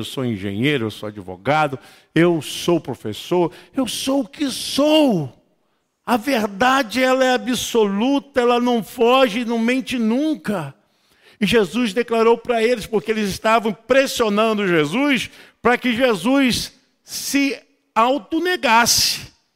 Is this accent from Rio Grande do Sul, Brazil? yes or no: no; Rio de Janeiro, Brazil; tenho origem nordestina, sou carioca